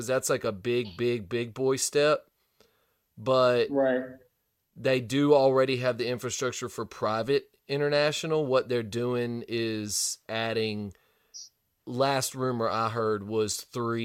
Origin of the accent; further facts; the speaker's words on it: Gulf Shores, Alabama, United States; my hometown